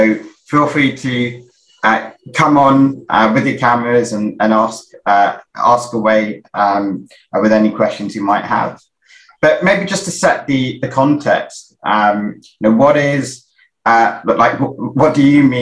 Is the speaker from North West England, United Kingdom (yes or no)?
no; London, United Kingdom; similar to Kenny, I'm from I'm from South London, and so it's always uh, good to uh, to see a fellow South Londoner on on here.